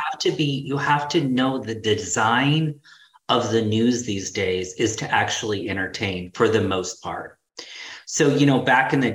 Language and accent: English; Utah, United States; moved away as an adult; I'm originally from Utah, so my family was still in Utah